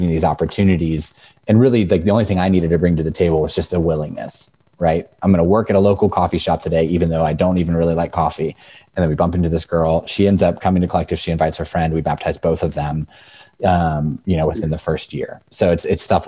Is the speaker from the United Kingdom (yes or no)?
no; Northern Virginia, United States; moved away as an adult; now in Frederick, United States; Growing up in Northern Virginia, Frederick culture is very similar